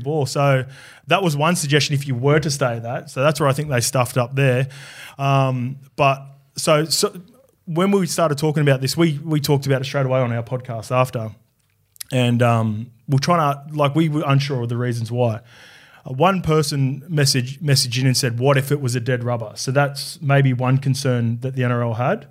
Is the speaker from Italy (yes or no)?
no; New South Wales, Australia; also born or lived in New Zealand; I'm Kiwi, but I grew up in New South Wales